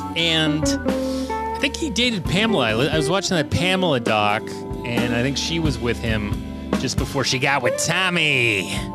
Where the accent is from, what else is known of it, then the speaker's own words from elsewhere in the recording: Canada; it's miserable up here being Canadian